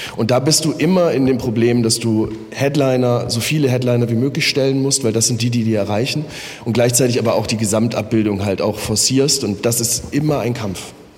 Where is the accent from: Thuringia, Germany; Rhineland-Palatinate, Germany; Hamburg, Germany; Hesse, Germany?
Hesse, Germany; Offenbach; moved away as an adult; now in Berlin, Germany; ich komme in der Nähe aus Frankfurt-Main, bin in Offenbach geboren